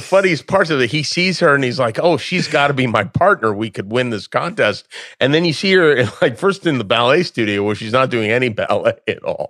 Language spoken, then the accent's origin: English; Las Vegas, Nevada, United States; moved away; growing up in Las Vegas